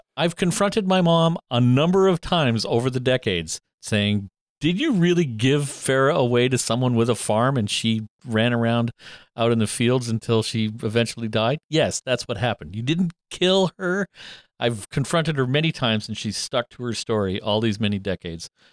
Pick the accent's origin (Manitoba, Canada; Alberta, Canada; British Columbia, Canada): Alberta, Canada; also born or lived in Sault Ste. Marie, Ontario; we moved from Sault Ste. Marie to Alberta when I was in grade three